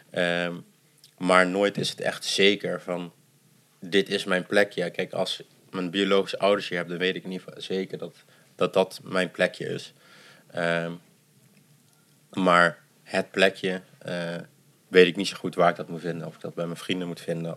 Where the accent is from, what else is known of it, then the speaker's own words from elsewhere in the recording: Netherlands; also born or lived in Addis Ababa, Ethiopia; ik ben wel echt zo Nederlands opgevoed